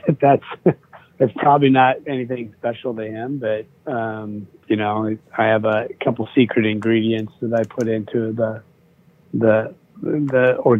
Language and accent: English; Portland, Oregon, United States; I grew up in Portland, Oregon. I had three siblings.